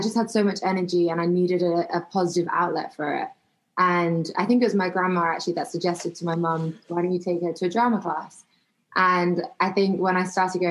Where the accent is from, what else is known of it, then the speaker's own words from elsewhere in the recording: London, United Kingdom; moved away as an adult; now in United States; I was born in London and grew up in England. I lived in various places, but mainly London